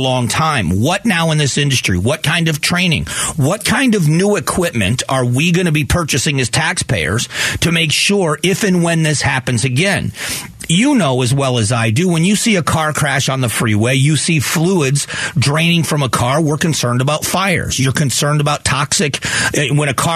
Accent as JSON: {"language": "English", "town": "Fort Myers", "region": "Florida", "country": "United States", "tie": "born or raised there", "said": "my hometown of Fort Myers, Florida"}